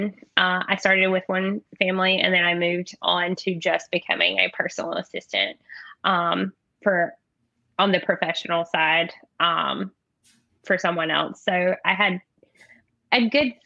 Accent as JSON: {"language": "English", "region": "North Carolina", "country": "United States", "tie": "born or raised there", "also_born_or_lived": "Texas", "moved": "as an adult", "said": "I'm from North Carolina, so I thought it was going to be really easy to find a job in my home state, an hour from where I grew up"}